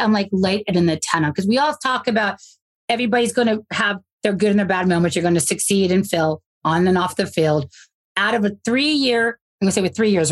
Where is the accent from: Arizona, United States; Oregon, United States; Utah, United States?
Arizona, United States; Phoenix; this is my hometown